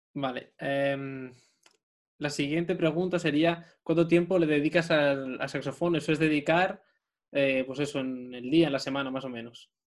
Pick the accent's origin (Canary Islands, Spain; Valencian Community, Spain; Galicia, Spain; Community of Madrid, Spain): Community of Madrid, Spain; Madrid; moved away; yo soy de Madrid, toda mi familia está en Madrid